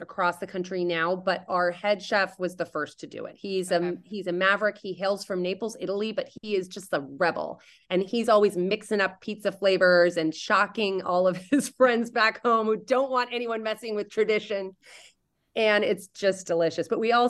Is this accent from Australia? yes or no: no; Indonesia; I used to say that it's that I grew up in Indonesia.